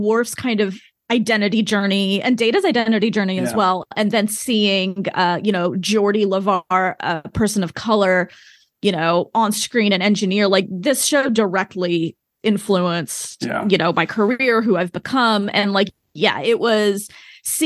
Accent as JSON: {"language": "English", "region": "small town Oklahoma", "country": "United States", "tie": "born or raised there", "said": "I don't really fit in growing up in small town Oklahoma. Even though I am American, I don't fit in here, but I don't fit in, like, in India either. I was born in the US"}